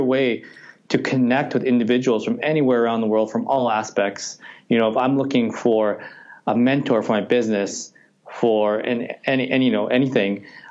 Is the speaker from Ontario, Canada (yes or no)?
no; Edmonton, Alberta, Canada; Born and raised in Edmonton, live downtown